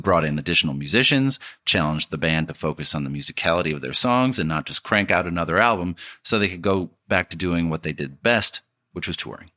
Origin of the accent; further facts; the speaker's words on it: Detroit, Michigan, United States; growing up in Detroit